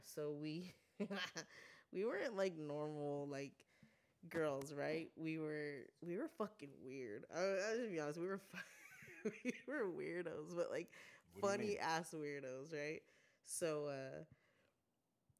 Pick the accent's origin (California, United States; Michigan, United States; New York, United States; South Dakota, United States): California, United States; Guadalupe; also born or lived in Santa Maria, California; I grew up in Guad, which is a small town